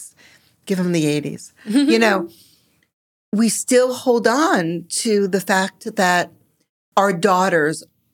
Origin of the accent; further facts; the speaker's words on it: Long Island, New York, United States; I grew up on Long Island, liberal